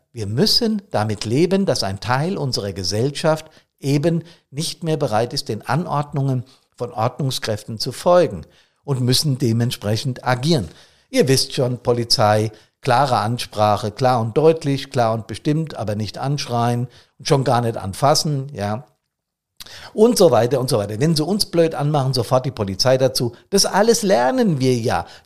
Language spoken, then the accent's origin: German; Bad Soden, Hesse, Germany; Aber ich nehme wahr, dass bereits sonntags früh in meiner Heimatstadt Bad Soden hier die Gassen relativ gefüllt sind mit Fahrzeugen.